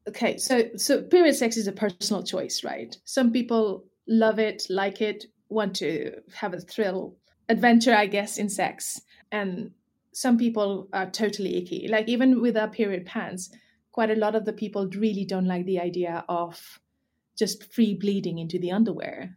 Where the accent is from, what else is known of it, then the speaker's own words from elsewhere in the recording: Nepal; now in United Kingdom; I grew up in Nepal, so lots of taboo and stigma around periods